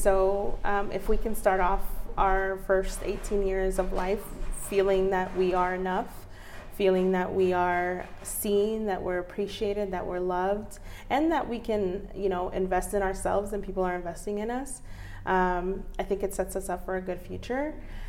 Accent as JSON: {"language": "English", "country": "Mexico", "said": "At least, you know, I'm from Mexico and I know for a fact where I'm from and where my family's from."}